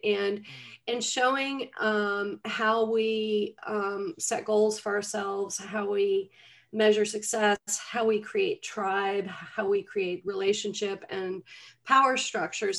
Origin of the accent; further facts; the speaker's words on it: Atlanta, Georgia, United States; I grew up in Atlanta, Georgia.